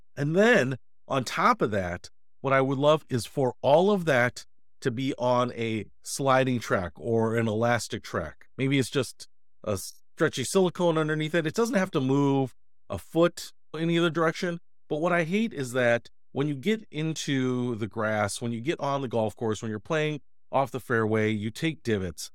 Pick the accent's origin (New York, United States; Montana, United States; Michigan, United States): Michigan, United States; Detroit; moved away; went back to my hometown of Detroit